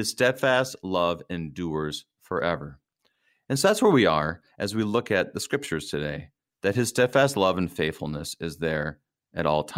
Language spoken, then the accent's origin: English; Minnesota, United States; I'm a Minnesotan